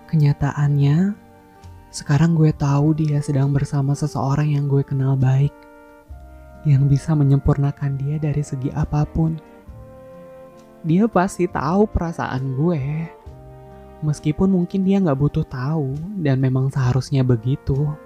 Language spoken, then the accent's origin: Indonesian; Padang, West Sumatra, Indonesia; Kemarin pas abang gue merit dan gue balik ke Padang, kampung halaman gue, I'm really happy for that.